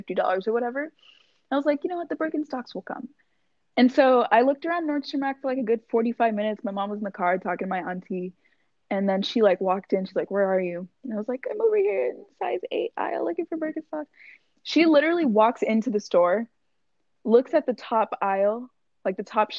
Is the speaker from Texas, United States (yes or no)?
yes; Texas, United States; I'm from Texas